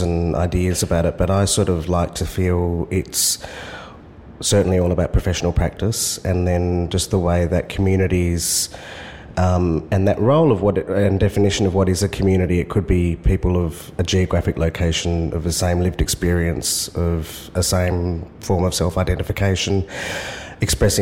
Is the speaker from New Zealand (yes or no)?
no; Perth, Western Australia, Australia; moved away as an adult; now in Sydney, Australia; Born and raised on Whadjuk Noongar Boodja, which is now known as Perth